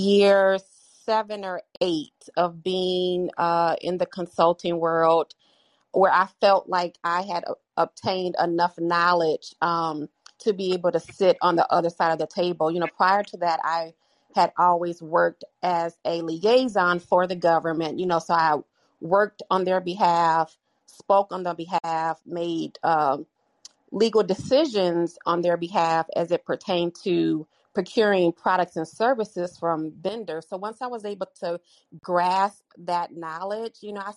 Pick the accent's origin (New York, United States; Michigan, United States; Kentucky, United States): Michigan, United States; moved away; also born or lived in Colorado / Chicago, Illinois; My formative years I spent in Michigan